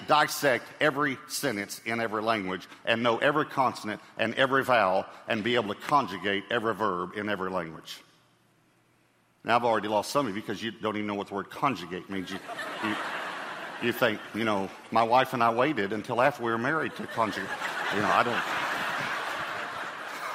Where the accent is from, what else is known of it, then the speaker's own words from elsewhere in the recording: East Texas, United States; I grew up in East Texas